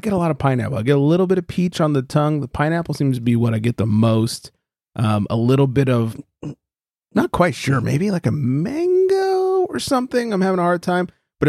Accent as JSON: {"language": "English", "region": "California", "country": "United States", "said": "we're from California"}